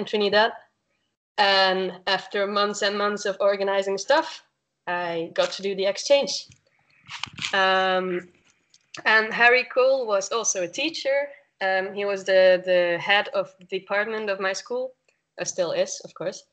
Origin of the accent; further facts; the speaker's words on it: Belgium; I'm from Belgium